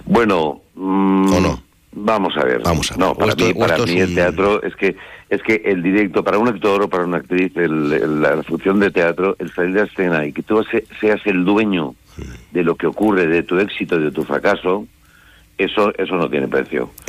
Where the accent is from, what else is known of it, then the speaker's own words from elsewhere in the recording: Valencia, Valencian Community, Spain; now in Madrid, Spain; yo vivo en Madrid, por soy de Valencia